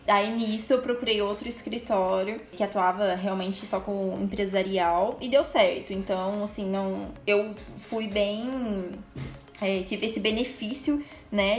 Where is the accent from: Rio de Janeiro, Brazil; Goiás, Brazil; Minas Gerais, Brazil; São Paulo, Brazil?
Minas Gerais, Brazil; Ouro Fino; also born or lived in Pouso Alegre; eu já distribuía currículo lá na minha cidade, em Urfino